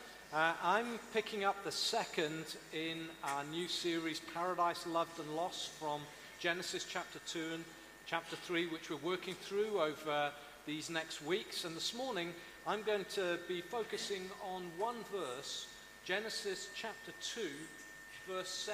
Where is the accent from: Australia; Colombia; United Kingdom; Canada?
United Kingdom; Caerleon, Wales; also born or lived in Pengam, near Bargoed; I was born in the Lydia Bynum Maternity Hospital in Caerleon.